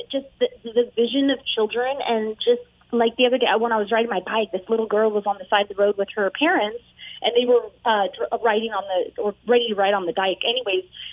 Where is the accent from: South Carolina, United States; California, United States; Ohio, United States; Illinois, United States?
California, United States; I grew up in California.